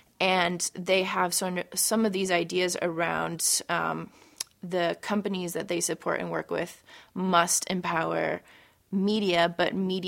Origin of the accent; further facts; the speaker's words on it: San Francisco, California, United States; also born or lived in Portland, Oregon; I'm the co-founder of Known, and I'm from San Francisco, California.